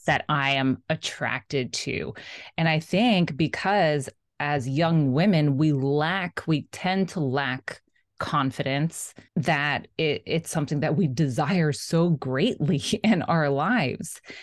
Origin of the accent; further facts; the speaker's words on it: South Florida, United States; I grew up in South Florida